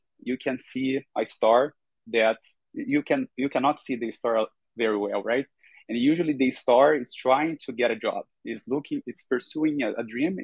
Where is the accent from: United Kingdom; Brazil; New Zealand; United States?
Brazil; I'm from Brazil, Latin America